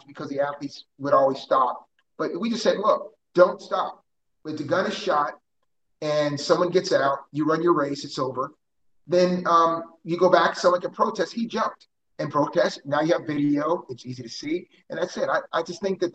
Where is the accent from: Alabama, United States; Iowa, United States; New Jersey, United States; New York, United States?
New Jersey, United States; moved away as an adult; now in Houston, United States; I grew up in South Jersey, so I'm a Philly and Houston fan. I mean, I grew up there in my parents' house, and I became an adult here in my own house.